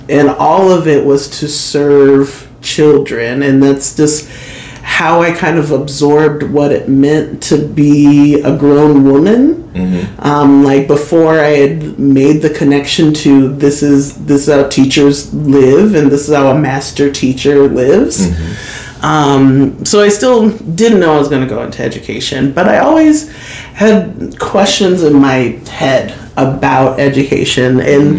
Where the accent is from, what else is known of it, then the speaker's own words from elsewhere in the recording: Kirkwood, United States; I grew up in Kirkwood schools. Like I went through Kirkwood schools all of my years